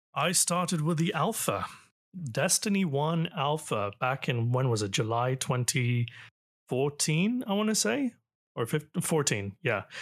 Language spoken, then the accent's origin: English; Toronto, Ontario, Canada; Canada. Toronto